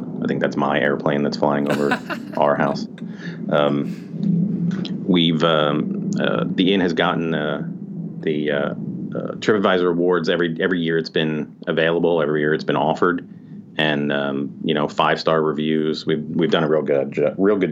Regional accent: New Jersey, United States; moved away as an adult; now in St. Thomas, U.S. Virgin Islands; we're originally from New Jersey

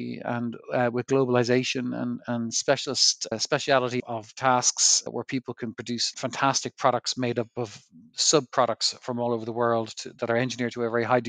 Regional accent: Ireland; moved away as an adult; now in United States; So I found myself in Wall Street after I qualified from college. And I moved there from Ireland, and I worked in banks

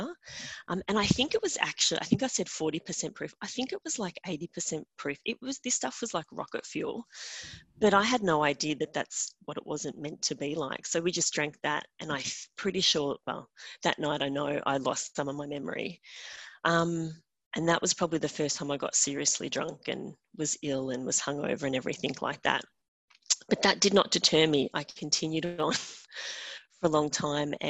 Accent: Australia; I'm from Australia

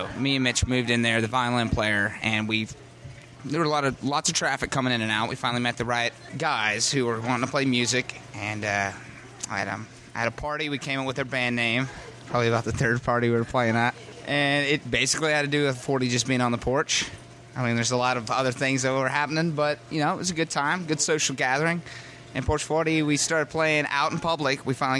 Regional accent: Sylva, North Carolina, United States; I'm from Silva, so I grew up there my whole life

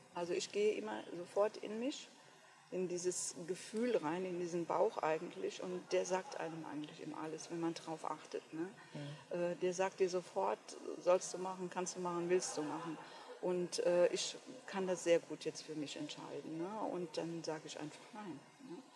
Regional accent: Westerwald, Rhineland-Palatinate, Germany; Ich komme hier von einem ganz kleinen Dorf hier im Westerwald bin die jüngste von vier Kindern.

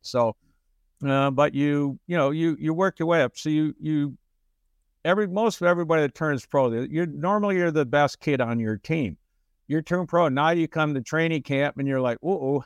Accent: Detroit, Michigan, United States; moved away; I grew up in Detroit, Michigan.

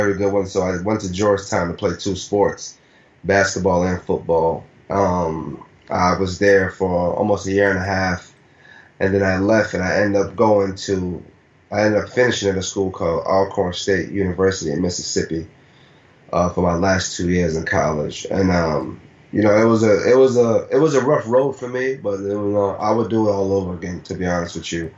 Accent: Nigeria; moved away; when I was a kid, born and raised in Nigeria

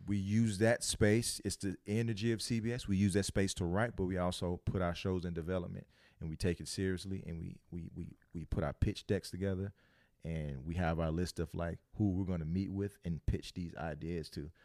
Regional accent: Louisiana, United States; I'm from Louisiana

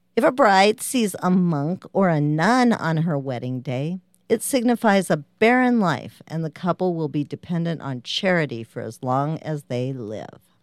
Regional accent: United States; I'm American

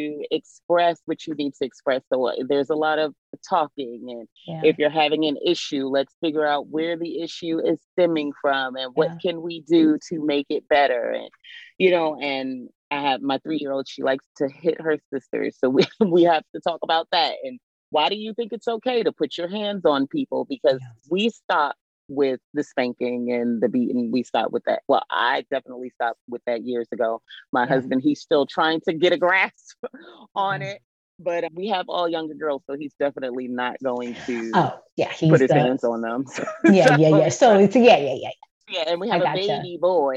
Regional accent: New York, United States; moved away; I was raised in New York.

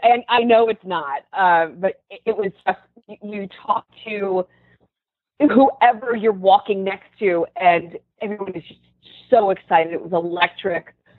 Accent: Philadelphia, Pennsylvania, United States; I'm from Philadelphia

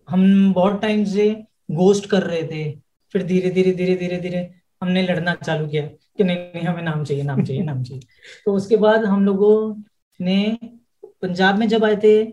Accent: Delhi, India; हम बेसिकली दिल्ली से हैं और हमारी जो फैमिली और हमारे जो रूट्स हैं वो राजस्थान

